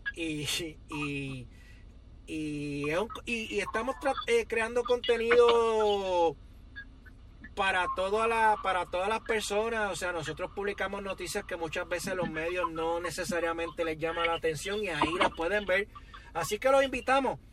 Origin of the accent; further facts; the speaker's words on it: Yabucoa, Puerto Rico; moved away; also born or lived in Río Piedras, Puerto Rico; Yo cuando salí de Yabucoa tenía una, una visión de vida distinta a la que tuve cuando me mudé a Río Piedra